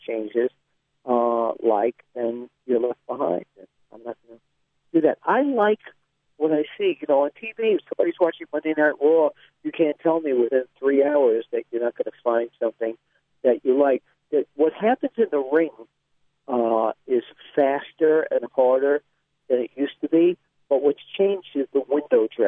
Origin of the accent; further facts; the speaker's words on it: New York City, New York, United States; But I grew up in Queens, and I was in Brooklyn a lot